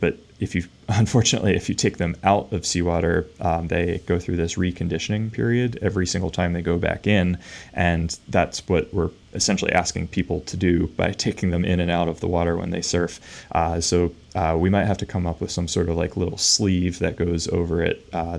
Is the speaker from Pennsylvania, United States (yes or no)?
yes; Pennsylvania, United States; And I grew up just outside of Philadelphia in this like old farm town that has since been converted to suburbia